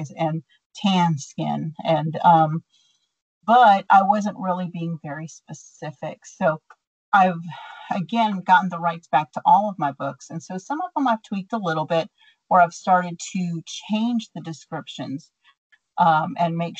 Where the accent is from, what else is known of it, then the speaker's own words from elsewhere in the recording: Texas, United States; accent: Texan; I just sound Texan